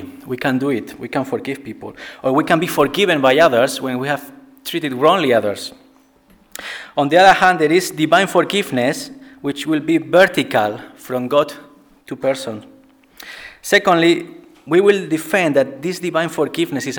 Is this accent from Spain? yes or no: yes; Spain; moved away as an adult; now in Bradford, United Kingdom; I'm originally from Spain. And I came to Bradford in 2009.